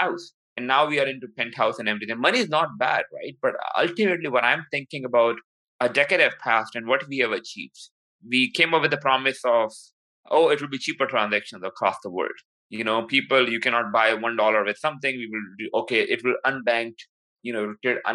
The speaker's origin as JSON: {"language": "English", "country": "Pakistan", "moved": "yes", "said": "I'm from Pakistan"}